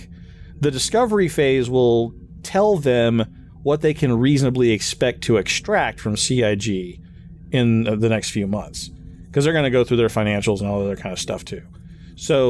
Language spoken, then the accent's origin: English; Kansas, United States; I'm from Kansas